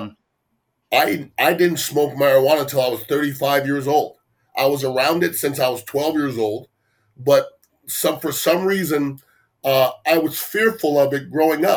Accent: Canada; also born or lived in Tampa Bay, Florida; now in Tampa, United States; I was born in Canada. My parents are West Indian.

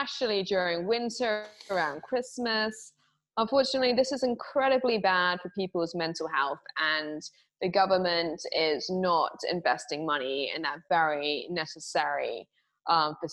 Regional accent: England, United Kingdom; I'm English

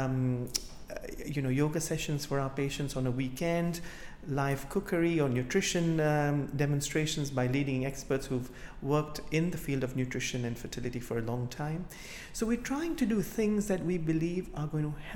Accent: Kenya; now in United Kingdom; I come from Africa myself, from Kenya, and for many years, whilst I have grown up as a child

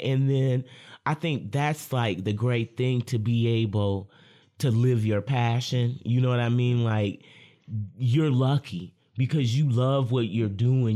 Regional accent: Lansing, Michigan, United States; I'm a Lansing local

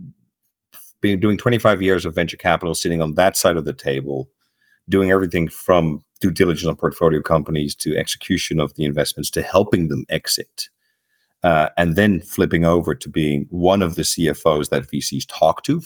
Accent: Netherlands; moved away as an adult; also born or lived in United States; I am from Holland, and for the last 20, 25 years, I've been living in the United States and other countries

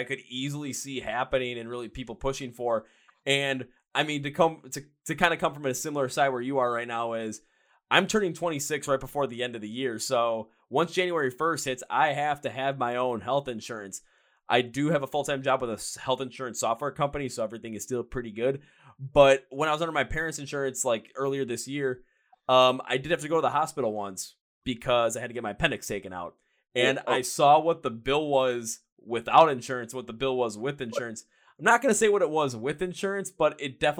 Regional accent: Midwest, United States; I'm from the Midwest as well

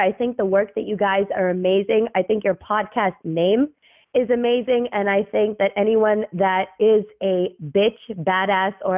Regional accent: New York City, New York, United States; moved away as an adult; also born or lived in Dubai / Cairo; now in New York, United States; I grew up in Brooklyn, born and raised, three generations

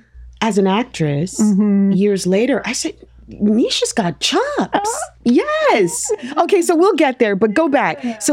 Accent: New York, United States; I'm from the Lower East Side of New York. And I grew up in a neighborhood that had arts oozing from every pore of its being. The Lower East Side, the East Village.

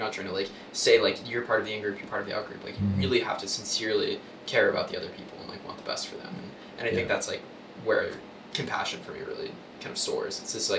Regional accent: Oregon, United States; moved away as an adult; also born or lived in California; now in Chicago, United States; So I grew up in Oregon. Mm-hmm. I spent a couple of years in California. I went to school at UC Berkeley. Now I'm in Chicago

